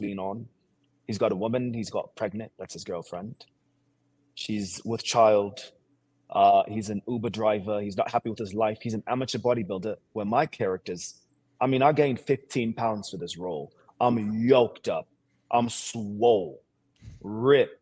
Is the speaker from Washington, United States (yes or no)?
yes; Seattle, Washington, United States; accent: American; moved away as an adult; also born or lived in Sierra Leone; now in Los Angeles, United States; Originally, I'm from Sierra Leone, West Africa, and I came to the States when I was 3 years old. I came with an uncle, my dad's uncle, my brother and I. And then I grew up in Seattle, Washington